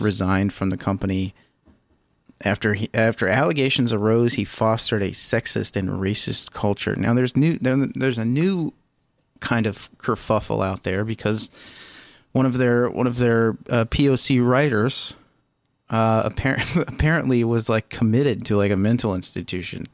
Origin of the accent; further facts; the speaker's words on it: Lima, Ohio, United States; My hometown was Lima, and they had a, a Lima bean as a mascot